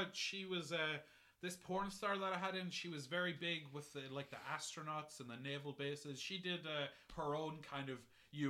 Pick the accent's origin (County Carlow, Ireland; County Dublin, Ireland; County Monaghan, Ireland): County Monaghan, Ireland; Monaghan; One thing that I did notice my time growing up in Monaghan, I got very into improv, actually.